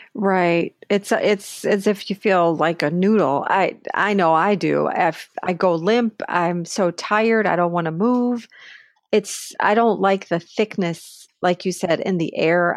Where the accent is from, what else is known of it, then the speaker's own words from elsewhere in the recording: Buffalo, New York, United States; moved away; I grew up in Buffalo with cold weather.